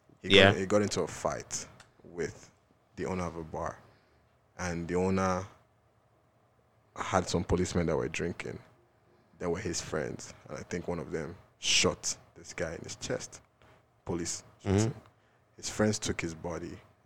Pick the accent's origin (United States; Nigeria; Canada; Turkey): Nigeria; So, you know, as a Nigerian, and he was shot by somebody.